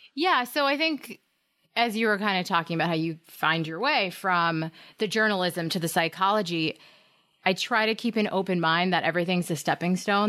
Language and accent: English; Hampton Falls, New Hampshire, United States; I was in Hampton Falls, my hometown